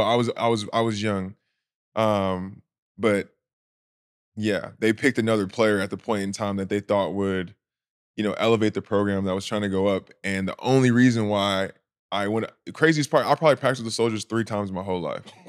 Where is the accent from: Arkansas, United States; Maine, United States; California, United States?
California, United States; Anaheim; also born or lived in the Southern United States; I was born in Anaheim, California. Uh, my parents from the South, so I needed some time back, um, in the South right after, then I moved back to California. So, I would say California, born and raised.